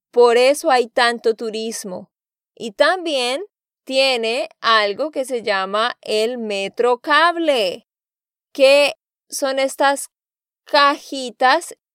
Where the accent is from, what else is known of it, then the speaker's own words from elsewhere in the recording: Santander, Colombia; de Santander, Colombia